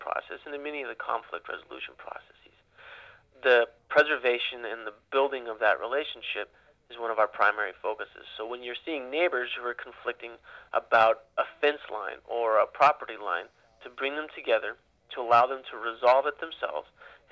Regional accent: Ukiah, California, United States; as I grew up in Ukiah

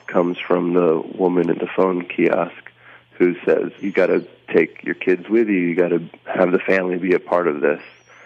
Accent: New York, United States; now in Berlin, Germany; Although I live in Berlin, Germany, I'm American from New York, but I live here.

